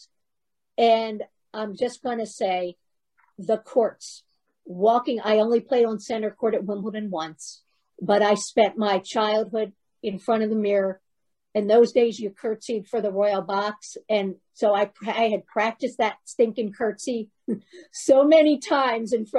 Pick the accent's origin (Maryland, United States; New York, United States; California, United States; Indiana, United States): Maryland, United States; Baltimore; We grew up in Baltimore together.